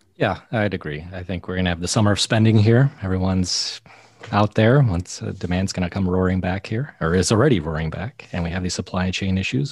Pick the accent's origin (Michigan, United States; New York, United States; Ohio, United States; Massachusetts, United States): Michigan, United States; near Detroit; I grew up near Detroit